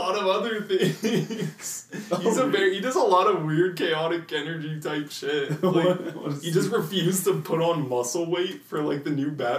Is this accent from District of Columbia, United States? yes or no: no; Arizona, United States; Growing up in Arizona